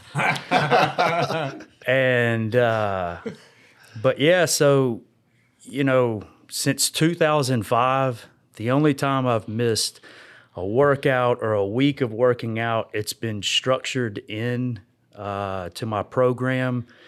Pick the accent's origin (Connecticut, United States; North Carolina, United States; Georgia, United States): Georgia, United States; I grew up out here in this area, in Georgia.